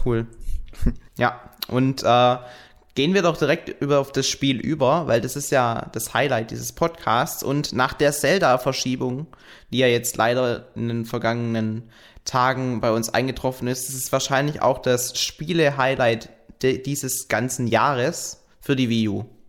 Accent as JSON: {"language": "German", "town": "Frankfurt", "region": "Hesse", "country": "Germany", "tie": "born or raised there", "moved": "yes", "said": "in Frankfurt, in meiner alten Heimat"}